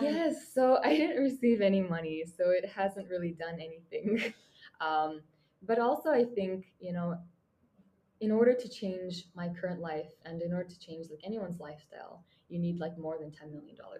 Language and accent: English; Mongolia; moved away as an adult; now in Japan; sitting in my childhood bedroom in my home country, Mongolia